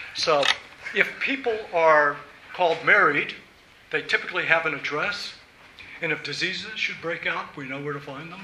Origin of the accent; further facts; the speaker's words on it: Virginia, United States; moved away; now that I'm back in my home state of Virginia